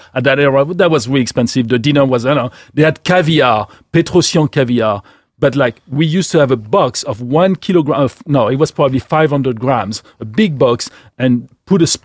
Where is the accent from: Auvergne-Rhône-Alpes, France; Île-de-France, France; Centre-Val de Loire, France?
Centre-Val de Loire, France; Gien; moved away as an adult; also born or lived in Paris; we moved to the center of France, which is like the Loire region